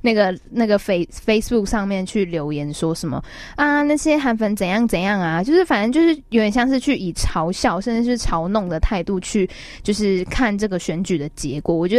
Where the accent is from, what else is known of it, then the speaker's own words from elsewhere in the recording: Taiwan; 但是不管怎么样，就是我们都是台湾人，然后我们要一起守护这块土地